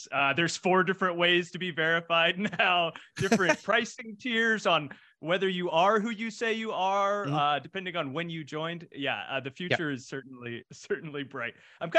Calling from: Los Angeles, California, United States; I'm coming at to you live from Los Angeles, California.

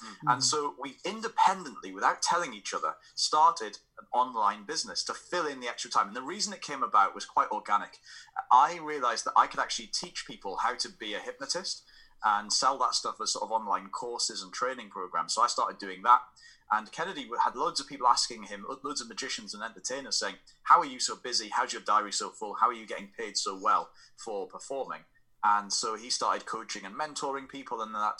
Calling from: Newcastle upon Tyne, North East England, United Kingdom; We're actually in Newcastle upon Tyne, which is in the northeast of England, right on the coast, and just like a couple of hours south of Scotland.

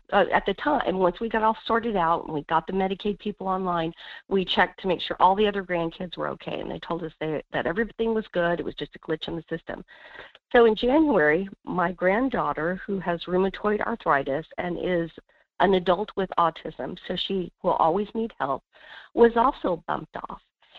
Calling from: Wasilla, Alaska, United States; Hey, this is … in Wasilla.

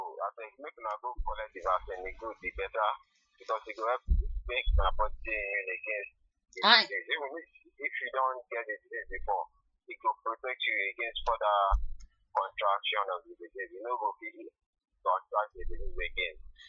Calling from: Surulere, Lagos, Nigeria; from Surulere.

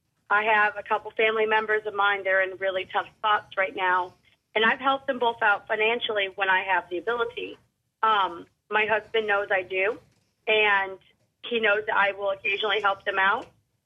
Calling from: Charleston, United States

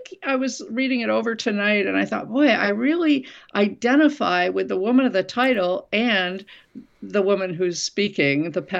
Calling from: Winooski, Vermont, United States; I'm in Winooski, Vermont.

